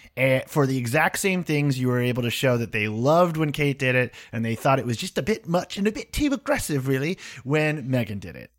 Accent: Boston, Massachusetts, United States; growing up in Boston.

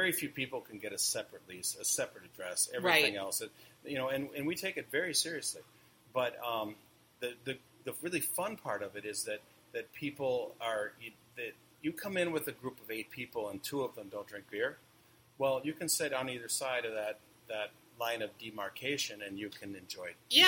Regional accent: California, United States; And I came from California, Bay Area, where kind of the birth of craft beer, really.

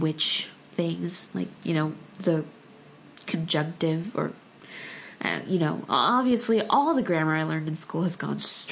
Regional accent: United States; first language Korean; English is a second language; I was born in the States

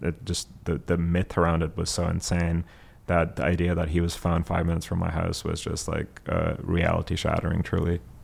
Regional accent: Abbottabad, Khyber Pakhtunkhwa, Pakistan; moved away; I grew up in Abbottabad

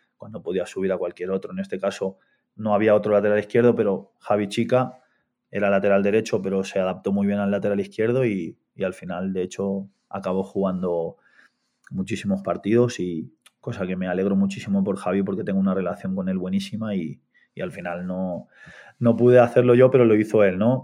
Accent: Artesa de Segre, Catalonia, Spain; moved away as an adult; also born or lived in Argentina / Barcelona / England; yo soy argentino, Llegué a España con ocho años, me fui a vivir a un pueblo muy pequeñito al lado de Lérida, en Artesa de Segre

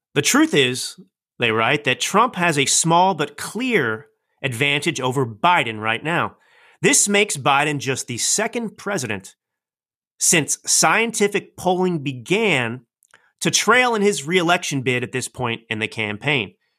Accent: United States; as a proud American

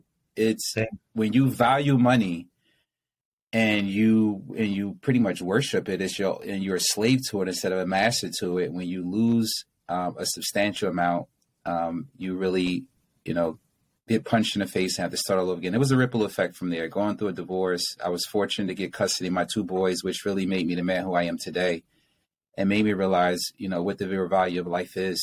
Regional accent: Newark, New Jersey, United States; I was born and raised in Newark, which is, you know, the ghetto pretty much

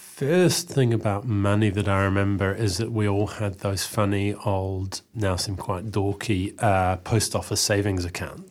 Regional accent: Eastbourne, Wellington, New Zealand; I grew up in Eastbourne

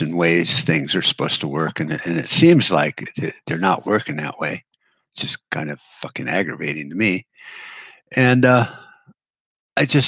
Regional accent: United States; We, as American people

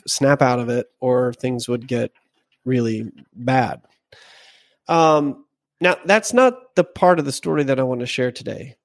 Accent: Arkansas, United States; I'm from Arkansas

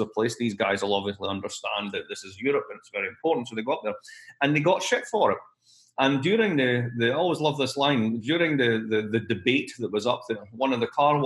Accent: Scotland, United Kingdom; moved away; I'm Scottish, as you know, but I'm also British.

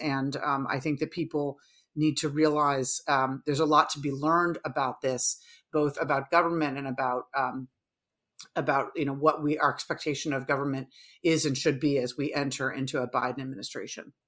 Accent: New York, United States; as a New Yorker myself

